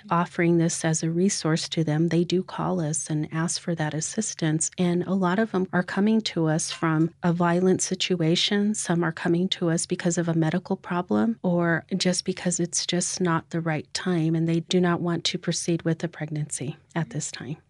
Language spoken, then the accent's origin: English; Mescalero Apache tribe, New Mexico, United States; now in Pueblo of Laguna, United States; I am also from the Mescalero Apache tribe, but I live out at the Pueblo of Laguna